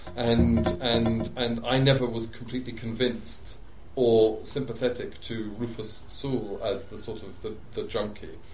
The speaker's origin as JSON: {"language": "English", "region": "England", "country": "United Kingdom", "tie": "born or raised there", "said": "as an Englishman living in England, growing up in England"}